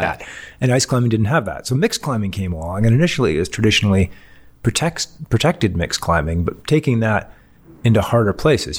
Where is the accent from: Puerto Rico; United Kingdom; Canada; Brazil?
Canada; Canadian Rockies; also born or lived in Europe / Salt Lake City, Utah, United States / Boulder, Colorado, United States; I grew up in the Canadian Rockies